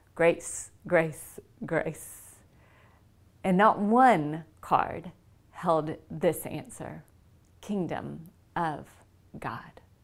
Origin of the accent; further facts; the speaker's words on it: the South, United States; also born or lived in India; I grew up in the South, brought up in a Hindu home, but in the South